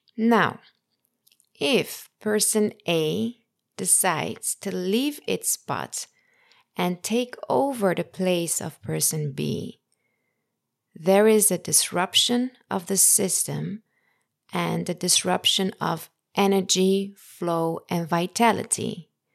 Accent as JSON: {"language": "English", "country": "Netherlands", "tie": "born or raised there", "said": "in the Netherlands where I grew up"}